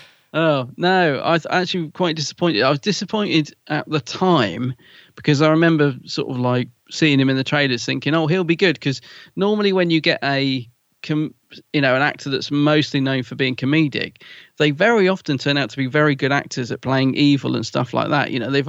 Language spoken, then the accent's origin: English; London, United Kingdom; accent: Cockney; I'm a Cockney.